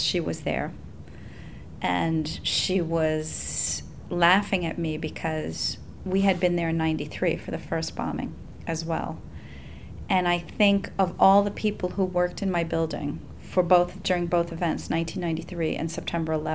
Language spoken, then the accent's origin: English; New York City, New York, United States; also born or lived in Staten Island; growing up in New York City, living in Staten Island